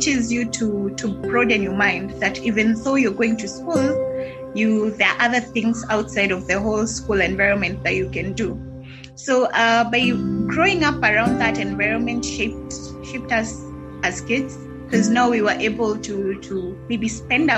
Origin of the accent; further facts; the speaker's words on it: Kiambu, Kiambu County, Kenya; I was born in Kiambu. I was also raised in Kiambu.